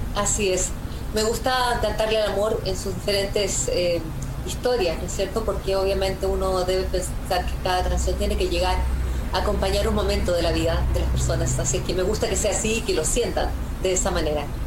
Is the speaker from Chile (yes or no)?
yes; Chile; mi país